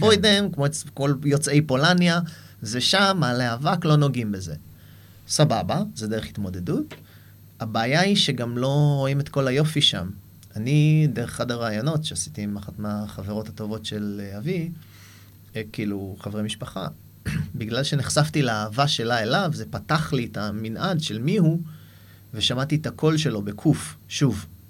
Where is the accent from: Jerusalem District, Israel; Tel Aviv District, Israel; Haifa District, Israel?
Haifa District, Israel; Haifa; moved away as an adult; also born or lived in New York, United States; גדלתי בחיפה